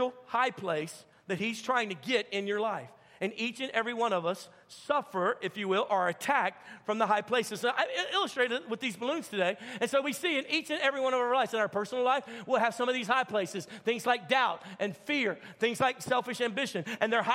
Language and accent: English; Baton Rouge, Louisiana, United States; moved away; I'm from Baton Rouge, Louisiana originally.